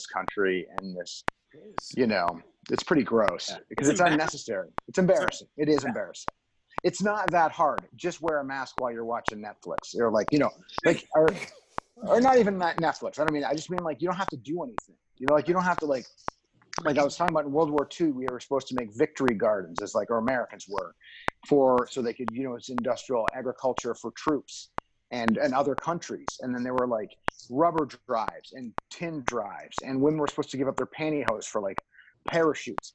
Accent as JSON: {"language": "English", "country": "Canada", "moved": "yes", "lives_now": "Los Angeles, United States", "said": "I'm Canadian"}